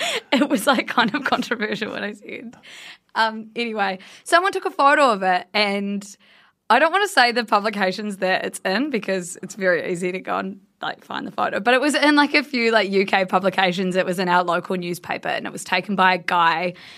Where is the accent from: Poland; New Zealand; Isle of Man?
New Zealand; Blenheim, Marlborough; my hometown, Blenheim, which is a very small place in the South Island of New Zealand